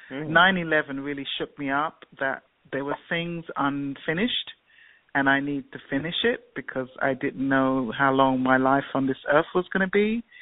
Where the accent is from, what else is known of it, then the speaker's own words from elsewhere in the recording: England, United Kingdom; I didn't know because I grew up in England.